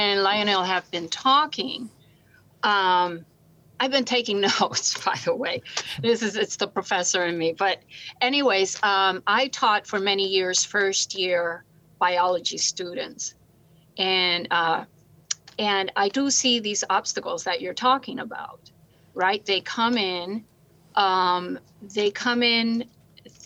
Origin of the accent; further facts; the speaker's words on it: Puerto Rico; moved away as an adult; I'm from Puerto Rico originally. I came here to go to college